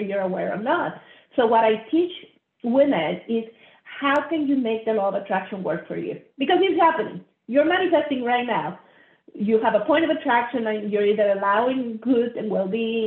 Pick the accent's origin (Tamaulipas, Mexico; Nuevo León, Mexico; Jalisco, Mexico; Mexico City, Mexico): Nuevo León, Mexico; Monterrey; I grew up middle class in Monterrey, Mexico.